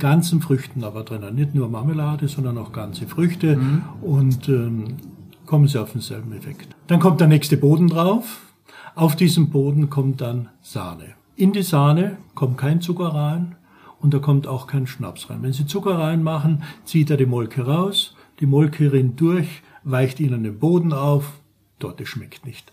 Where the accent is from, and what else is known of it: St. Paul im Lavanttal, Carinthia, Austria; born or raised there; now in Black Forest, Germany